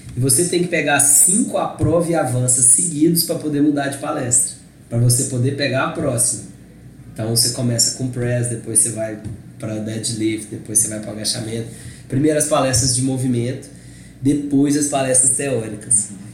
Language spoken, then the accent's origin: Portuguese; Brazil; eu era brasileiro